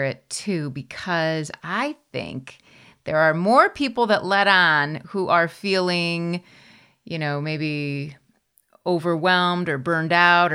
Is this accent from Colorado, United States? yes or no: no; Wisconsin, United States; accent: Wisconsin; an accent. It's from Wisconsin